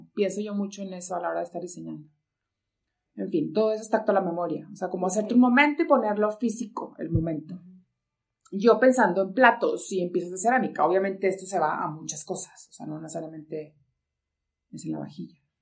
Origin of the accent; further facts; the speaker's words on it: Monclova, Coahuila, Mexico; also born or lived in Monterrey area, Nuevo León; now in Nuevo León, Mexico; Soy de Monclova, Coahuila, no soy regia, tengo mucho tiempo aquí, pero soy de Monclova